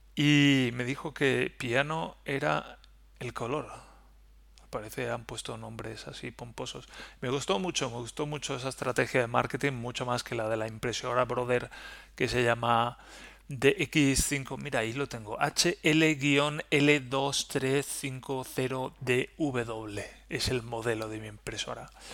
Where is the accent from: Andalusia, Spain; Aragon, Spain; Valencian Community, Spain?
Valencian Community, Spain; Valencia; now in Germany; yo, bueno, pues vengo de Valencia